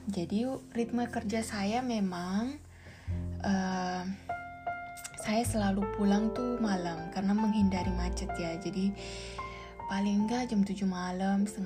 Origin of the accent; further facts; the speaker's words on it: Makassar, South Sulawesi, Indonesia; saya akan pulang ke Makassar untuk mengurus e, semua keperluan surat-surat pernikahan saya karena saya asal Makassar, lalu kami akan menikah di Bali dan dengan WNA.